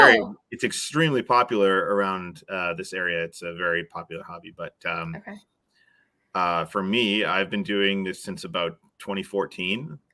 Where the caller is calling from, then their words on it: British Columbia, Canada; I'm in British Columbia, Canada.